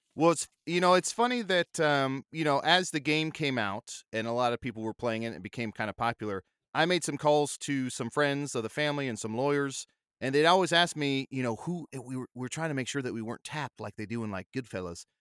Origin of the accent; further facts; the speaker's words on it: Arizona, United States; I grew up in Arizona around the cowboy culture